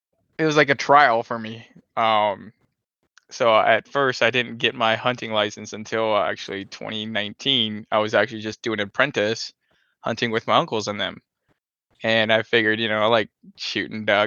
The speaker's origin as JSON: {"language": "English", "region": "Minnesota", "country": "United States", "tie": "born or raised there", "also_born_or_lived": "North Carolina", "said": "I was born and raised in Minnesota, been in Minnesota all my life"}